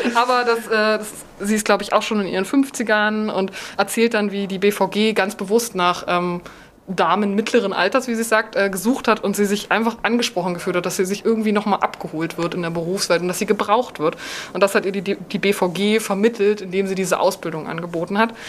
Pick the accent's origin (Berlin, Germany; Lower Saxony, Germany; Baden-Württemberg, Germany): Berlin, Germany; Berlin als meine Heimatstadt